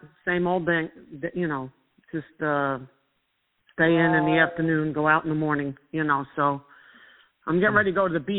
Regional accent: Long Island, New York, United States; accent: New York; now in Greensboro, United States; Having grown up near the coast, I grew up on Long Island.

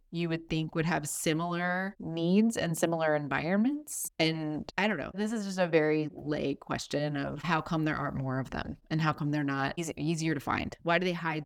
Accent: Florida, United States; love my home state.

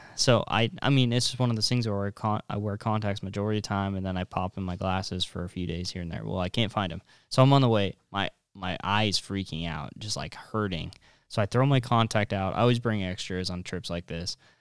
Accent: North Platte, Nebraska, United States; I'm from North Platte

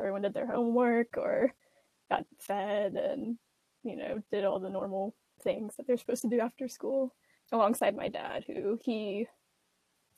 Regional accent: Birmingham, Alabama, United States; moved away as an adult; also born or lived in Pingjiang, China / Warren, Ohio; we all grew up in Birmingham, Alabama.

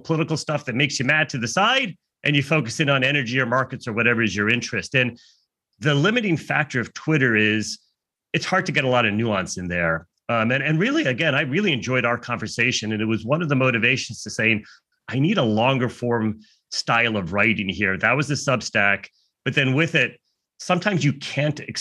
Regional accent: United States; I'm American

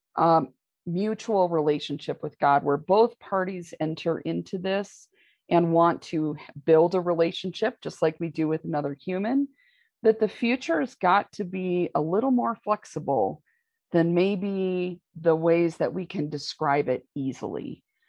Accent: Michigan, United States; I grew up in Michigan in a very conservative

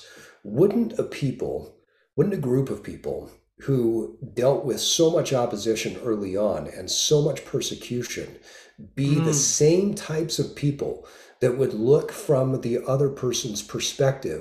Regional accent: Utah, United States; I grew up in Utah and spent the majority of my life in Utah

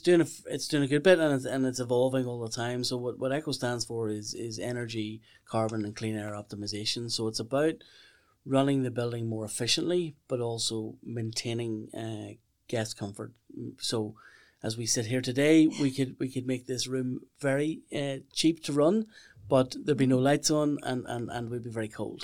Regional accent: Lisburn, Northern Ireland, United Kingdom; moved away as an adult; also born or lived in Meath; I'm I'm from from Lisburn um, originally

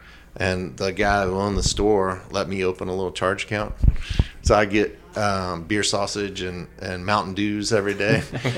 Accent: Aberdeen, North Carolina, United States; also born or lived in Richmond, Virginia / Weaverville, North Carolina; I grew up in Pinehurst, North Carolina, outside of Pinehurst, in a little town called Aberdeen, in Moore County. And it was basically a farm.

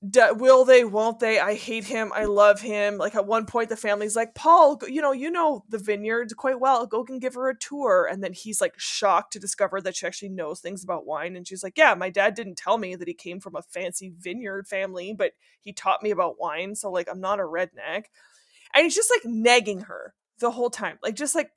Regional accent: Northern Ontario, Canada; first language French; English is a second language; I am French. French is my first language, and dirty French. Like, I'm from Northern Ontario.

